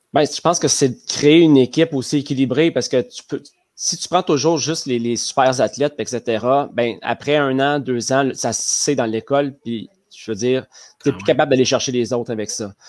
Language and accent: French; Le Bic, Quebec, Canada; je viens du Bic, à côté de ah Rimouski, un petit village. Et c'est là que j'ai fait toutes mes études, mon cégep, mon université.